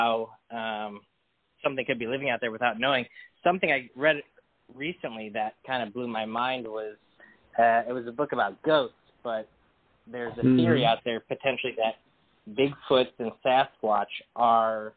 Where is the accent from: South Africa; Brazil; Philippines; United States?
United States; Chicago suburbs, Illinois; moved away as an adult; now in Los Angeles, United States; Nice growing up there